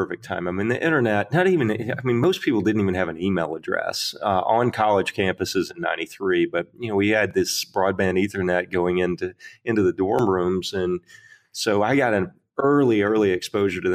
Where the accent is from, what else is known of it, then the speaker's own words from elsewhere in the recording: Arkansas, United States; I grew up in Arkansas in the middle of nowhere